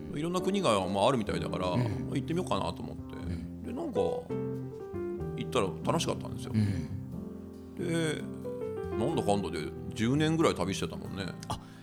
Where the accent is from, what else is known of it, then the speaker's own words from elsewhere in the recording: Kyushu, Oita, Japan; 九州が出身だから